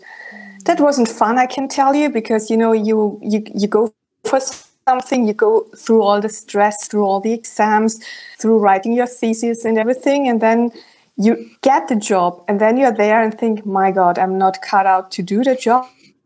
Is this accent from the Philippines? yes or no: no; Germany; accent: German; first language German; English is a second language; In my original German accent, it would sound like